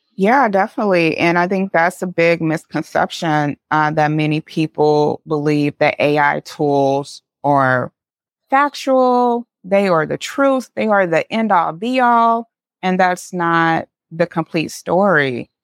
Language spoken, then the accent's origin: English; St. Louis, Missouri, United States; I grew up in Saint Louis, Missouri.